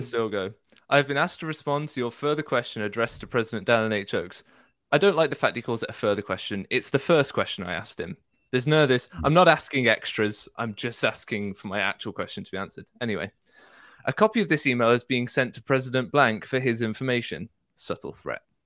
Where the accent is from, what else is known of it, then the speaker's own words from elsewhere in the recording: United Kingdom; I'm British